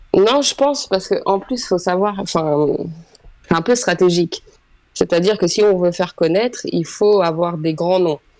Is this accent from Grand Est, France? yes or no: no; Île-de-France, France; moved away as an adult; also born or lived in Oise, France; now in Senlis, France; moi j'ai grandi en Ile-de-France